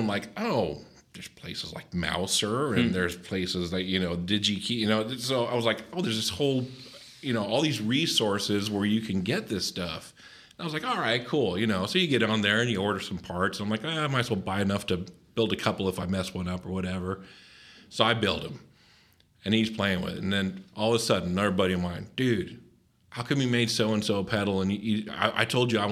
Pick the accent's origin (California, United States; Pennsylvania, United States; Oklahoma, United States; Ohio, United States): California, United States; Southern; accent: cholo surfer; also born or lived in El Monte; now in Cincinnati, United States; growing up in Southern California